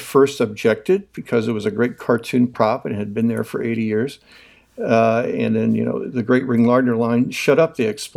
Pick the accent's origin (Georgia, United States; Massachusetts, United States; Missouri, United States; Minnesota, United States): Missouri, United States; St. Louis; also born or lived in Kansas; I grew up near Grant's Farm. I went to Lindbergh High School